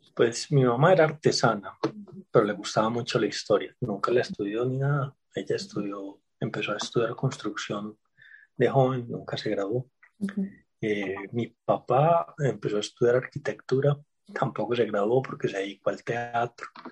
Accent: Medellín, Antioquia, Colombia; also born or lived in Mexico; yo soy nacido en Medellín eh, hace 48 años

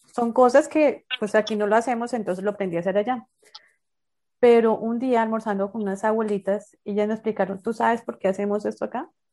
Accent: Bogotá, Colombia; also born or lived in Santander; now in Barranquilla, Colombia; yo soy bogotana, después vivo en Santander

